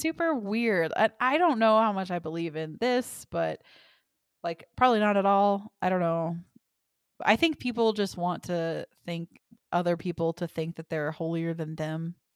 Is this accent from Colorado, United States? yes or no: no; Forney, Texas, United States; most of where I grew up in Forney was Baptist